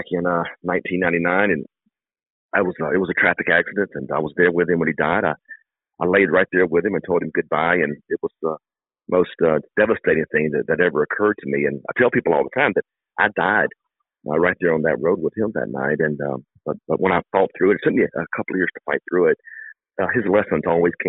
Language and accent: English; Ellisville, Mississippi, United States; I grew up in Ellisville, small town there in Jones County.